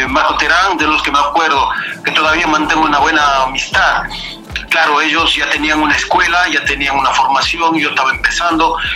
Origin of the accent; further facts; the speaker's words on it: Ibarra, Imbabura, Ecuador; moved away as an adult; also born or lived in Spain / Netherlands; now in Germany; yo soy un ibarreño nativo de, del barrio de Ajamí Chiquito. Lo que pasa es que yo me crié en La Victoria